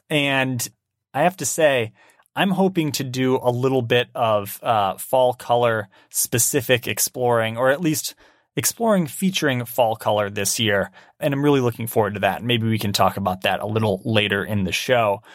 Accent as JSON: {"language": "English", "region": "Michigan", "country": "United States", "tie": "born or raised there", "moved": "yes", "lives_now": "Oregon, United States", "said": "I'm proud of being from Michigan."}